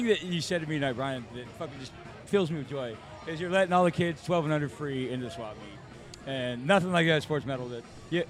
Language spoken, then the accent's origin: English; Bay Area, California, United States; when I grew up in the Bay Area.